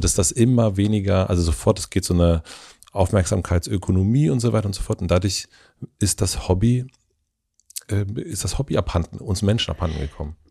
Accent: Brandenburg, Germany; da wo ich herkomme, also äh, Brandenburg

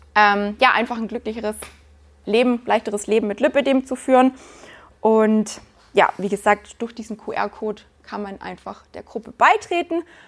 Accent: Günzburg, Bavaria, Germany; now in Black Forest, Germany; Ich bin in Günzburg geboren

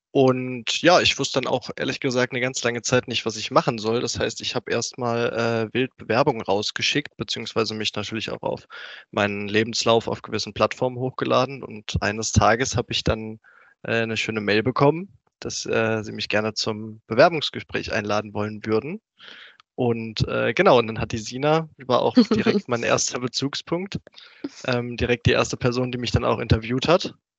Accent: Rüsselsheim, Hesse, Germany; now in Pfungstadt, Germany; ursprünglich komme ich aus Rüsselsheim, ist jetzt auch gar nicht so weit von Frankfurt weg

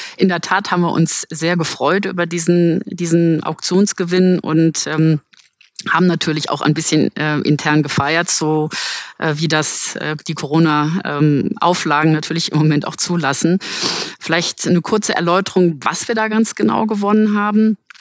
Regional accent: Germany; Deutschland ist mein Heimatland

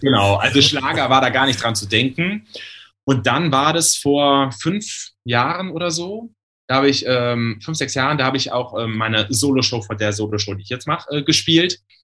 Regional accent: Germany; Da, also komme ich her, also sieben Kilometer weiter im Westerwald

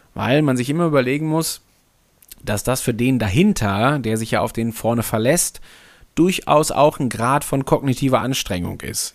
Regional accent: Hamburg, Germany; Also ich bin Hamburger, Hamburg geprägt

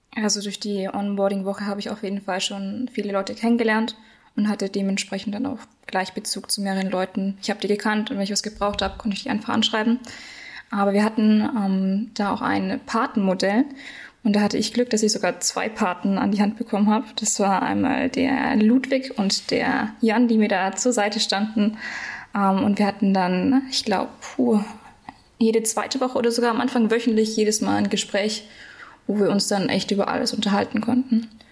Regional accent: Nuremberg, Bavaria, Germany; ich komme aus Nürnberg

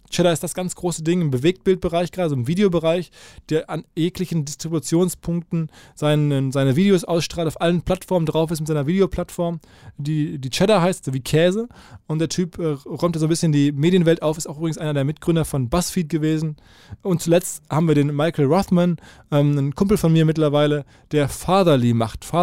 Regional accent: Dortmund, North Rhine-Westphalia, Germany; Ich komme äh, aus ich Dortmund komm aus

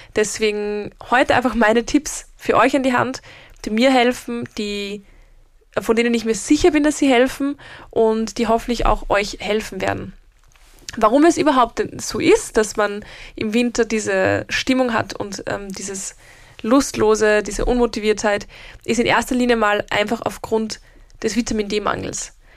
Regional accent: Austria; bei uns in Österreich

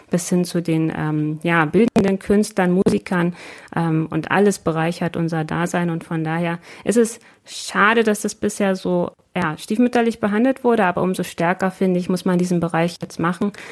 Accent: Lower Saxony, Germany; Und da freut es mich als Niedersächsin total

